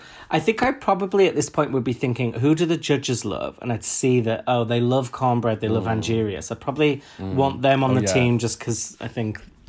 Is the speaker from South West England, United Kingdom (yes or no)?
no; Huddersfield, Yorkshire and the Humber, United Kingdom; I grew up in Huddersfield